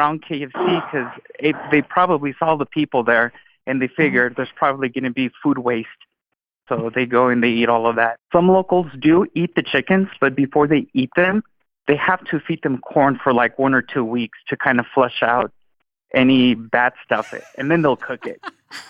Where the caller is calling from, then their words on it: Reno, Nevada, United States; also born or lived in Caribbean; I'm calling in from Reno, Nevada.